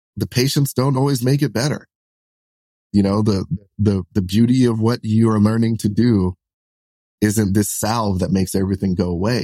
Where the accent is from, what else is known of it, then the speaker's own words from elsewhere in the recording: New York City, New York, United States; kids like me who you know, we're, we're like solidly like middle class, lower middle class, you know, growing up in Brooklyn